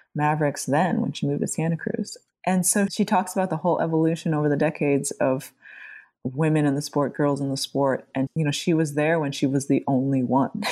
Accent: Jones Beach, Long Island, New York, United States; we grew up at Jones Beach, you know, here on Long Island

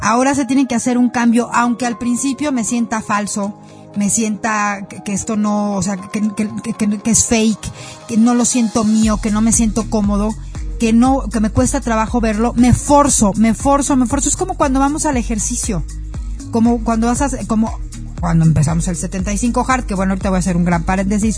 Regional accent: Mexico; como mexicanos, como colectivo

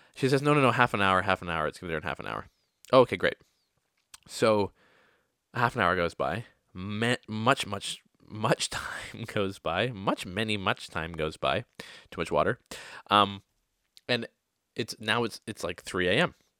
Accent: Oakville, Ontario, Canada; moved away as an adult; also born or lived in Toronto; now in New York City, United States; Today I am in Oakville, Ontario. Oakville, Ontario is a small town

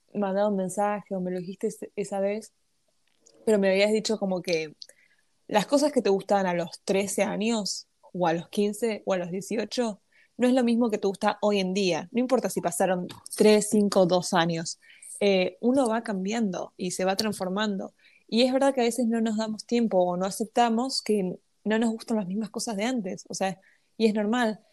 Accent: Argentina; nací en Argentina y nací en el 2001

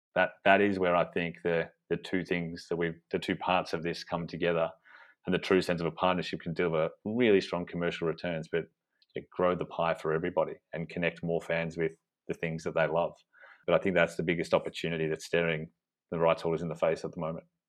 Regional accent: Australia; accent: Australian; moved away as an adult; now in United Kingdom; you probably tell from my accent that we we started off in Australia

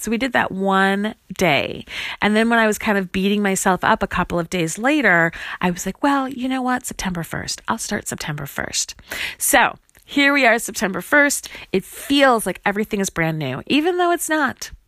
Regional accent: Chicago, Illinois, United States; moved away as an adult; also born or lived in Grinnell, Iowa / Lawrence, Kansas; this is my hometown. I grew up in Chicago, Illinois, went to high school here

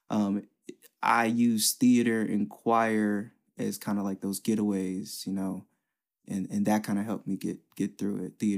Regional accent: West Chester, United States; long story short, uh, with growing up in West Chester, it just taught me so much about people

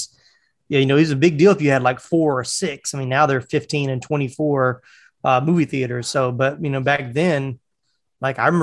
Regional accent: North Carolina, United States; also born or lived in Jacksonville; now in Atlanta, United States; I was born in North Carolina.

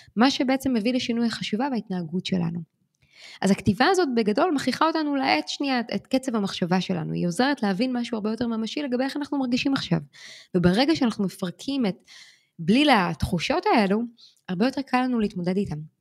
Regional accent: Israel; now in New York, United States; אנחנו אמנם ישראלים שחיים בניו יורק

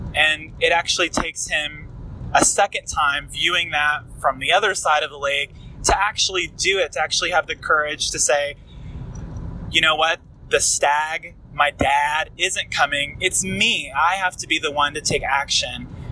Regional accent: Dallas, Texas, United States; I am from Dallas, Texas.

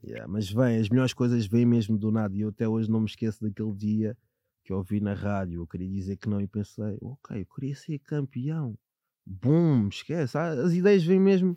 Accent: Sintra line, Lisbon, Portugal; a minha infância, eu venho da linha de Sintra

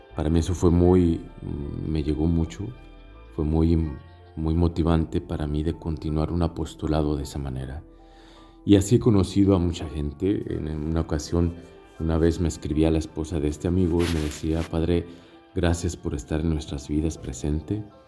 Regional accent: Mexico; now in Tunisia; Soy mexicano, misionero de África

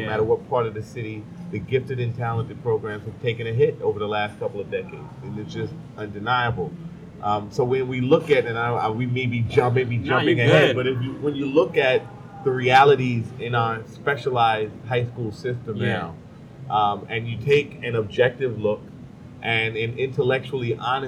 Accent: New York City, New York, United States; I grew up in Crown Heights in the 80s

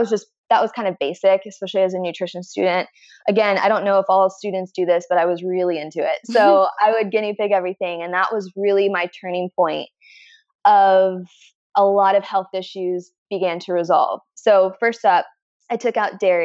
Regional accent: Midwest, United States; I'm from the Midwest

